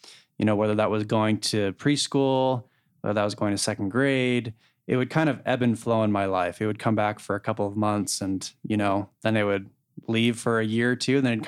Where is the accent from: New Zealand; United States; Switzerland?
United States; Connecticut; also born or lived in Utah; And as I mentioned, I grew up in Connecticut. I the youngest of eight kids, and my dad got a job when I was 4 years old that moved, you know, the family out to Connecticut and, from Utah.